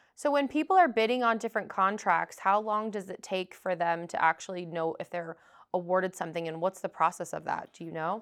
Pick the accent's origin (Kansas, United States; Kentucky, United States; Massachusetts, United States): Massachusetts, United States; Boston; I am from Boston, Massachusetts